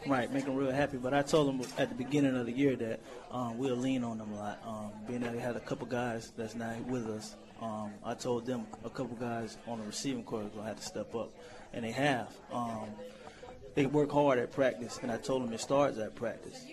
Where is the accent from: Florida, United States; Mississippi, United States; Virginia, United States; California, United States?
Florida, United States; Orlando; also born or lived in Iowa; I played at Orlando Jones High School